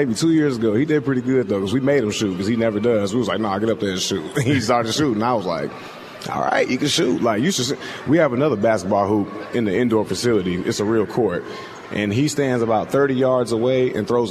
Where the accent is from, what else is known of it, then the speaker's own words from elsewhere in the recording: Indiana, United States; moved away as an adult; now in Seattle, United States; Where I'm from, I'm from Indiana